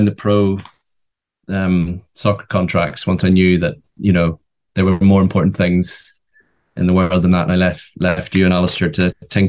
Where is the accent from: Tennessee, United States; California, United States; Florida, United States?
Tennessee, United States; born there; I was born in Tennessee. So 18 months before you came along, I came along in Tennessee.